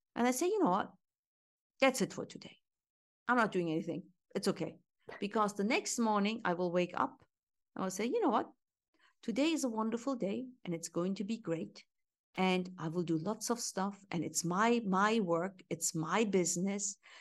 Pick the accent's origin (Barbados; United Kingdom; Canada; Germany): Germany; moved away as an adult; also born or lived in Istanbul, Turkey; Because origin Turkish, I grew up in Germany